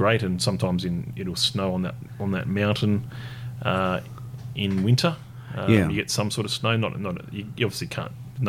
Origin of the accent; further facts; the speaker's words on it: Tasmania, Australia; moved away; So I was born in Tassie.